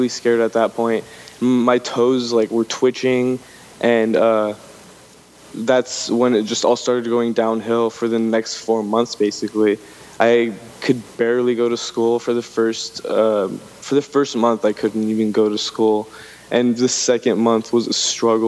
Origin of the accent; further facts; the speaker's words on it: Los Angeles, California, United States; moved away as an adult; now in Humboldt County, United States; I was born and raised in Los Angeles